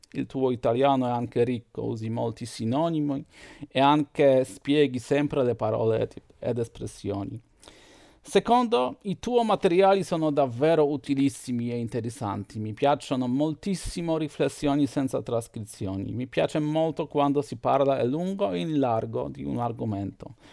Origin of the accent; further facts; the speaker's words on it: Poland; Italian is a second language; sono un polacco, ho 43 anni